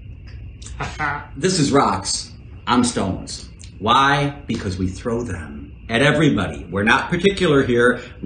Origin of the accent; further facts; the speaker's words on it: Chicago, Illinois, United States; I was born in Chicago, Illinois